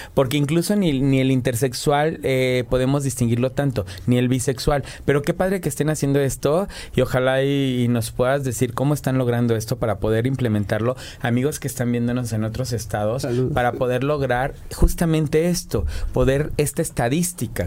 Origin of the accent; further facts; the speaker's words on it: Morelos, Mexico; yo que vengo de Morelos